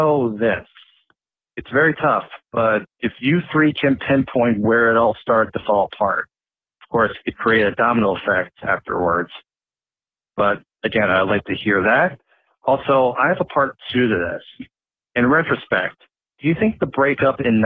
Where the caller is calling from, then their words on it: Connecticut, United States; I'm calling from Connecticut.